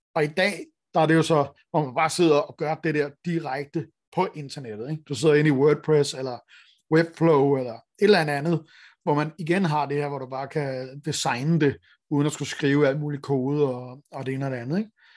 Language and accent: Danish; Denmark; vi har som danskere